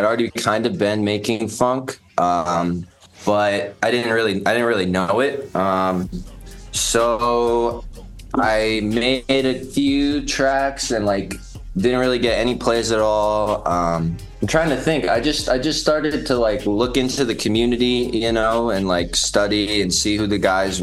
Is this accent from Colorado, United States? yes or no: yes; Boulder, Colorado, United States; now in Denver, United States; I was based in Boulder, that's the town I grew up in, but I just moved here to Denver like seven months ago.